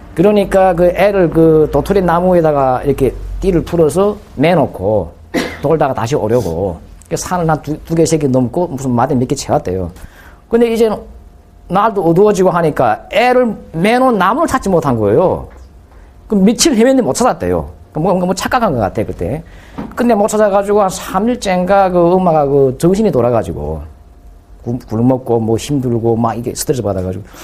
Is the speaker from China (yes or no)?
no; Chongjin, North Hamgyong, North Korea; moved away as an adult; now in South Korea; 그 청진에서 태어나고 청진 그 의학대학 졸업했습니다.